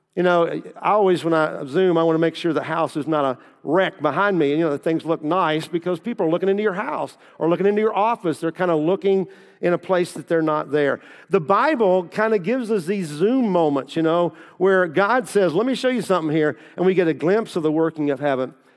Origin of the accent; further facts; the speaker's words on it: Kentucky, United States; moved away as an adult; also born or lived in Southern Indiana / Versailles; I grew up in Kentucky